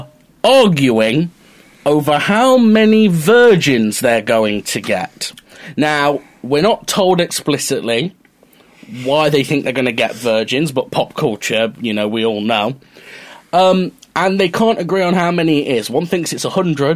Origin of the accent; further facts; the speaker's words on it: Mansfield, East Midlands, United Kingdom; as a teenager, growing up in Mansfield